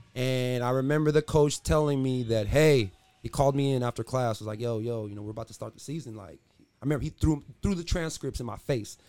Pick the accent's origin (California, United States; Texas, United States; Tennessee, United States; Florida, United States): California, United States; San Diego; also born or lived in Los Angeles, California; I'm from San Diego. I came to Oskaloosa, Iowa to play basketball